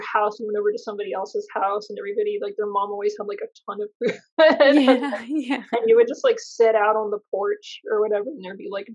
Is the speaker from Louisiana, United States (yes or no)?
yes; Baton Rouge, Louisiana, United States; moved away as an adult; also born or lived in Kyiv, Ukraine / Savannah, Georgia / Baltimore; now in Los Angeles, United States; where I grew up in Baton Rouge, Louisiana.